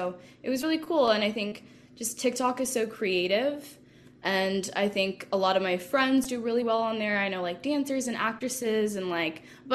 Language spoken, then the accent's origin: English; Seattle, Washington, United States; moved away; I'm from Seattle